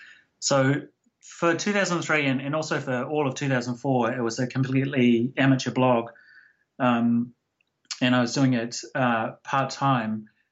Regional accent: New Zealand; And the fact that I was from New Zealand, there was this nobody from New Zealand writing stuff about technology

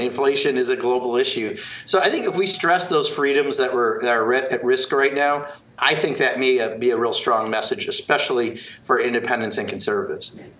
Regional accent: Kenosha County, Wisconsin, United States; my home state and my, my birth county, uh, Kenosha County.

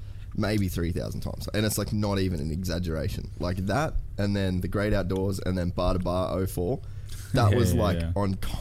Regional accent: Australia; I'm an Aussie kid.

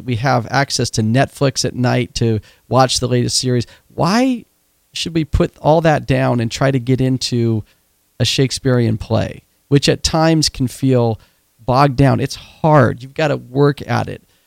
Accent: Oregon, United States; I grew up in Oregon

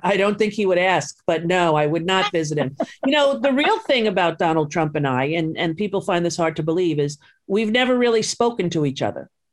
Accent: Long Island, New York, United States; growing up on Long Island

